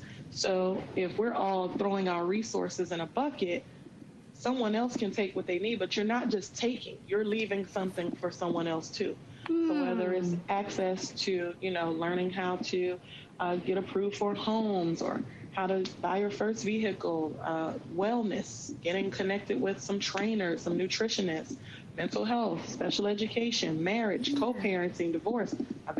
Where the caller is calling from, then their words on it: North Carolina, United States; I am actually in the Outer Banks of North Carolina. I live in Virginia Beach, but I took a mental break.